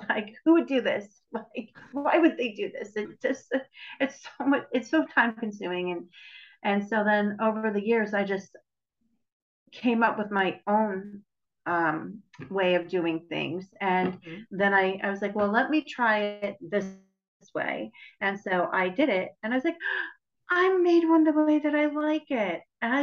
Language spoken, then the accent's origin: English; New York, United States; moved away; I'm Italian and I'm from New York